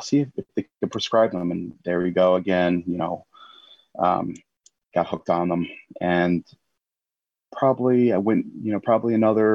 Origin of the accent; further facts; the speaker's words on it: United States; moved away as an adult; also born or lived in Florida / Italy; now in England, United Kingdom; I'm American. Yeah. It's in my blood